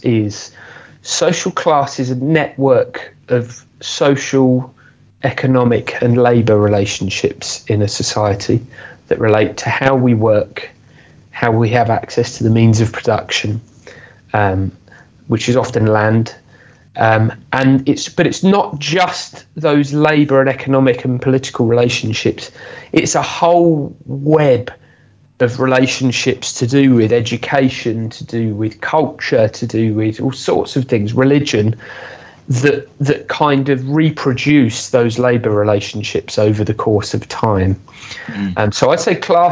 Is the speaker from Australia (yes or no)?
no; Aylesbury, South East England, United Kingdom; where I grew up in Aylesbury